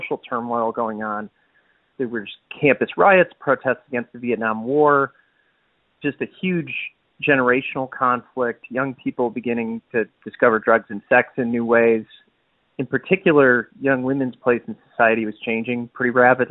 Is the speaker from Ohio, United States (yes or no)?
no; Detroit, Michigan, United States; I'm a filmmaker from Detroit.